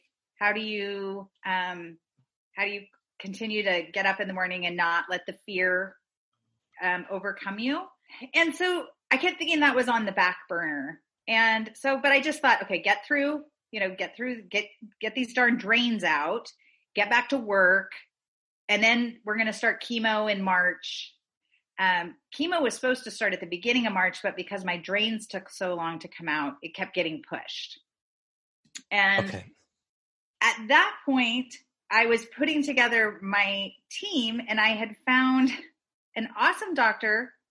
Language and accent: English; Texas, United States; moved away; I grew up in Texas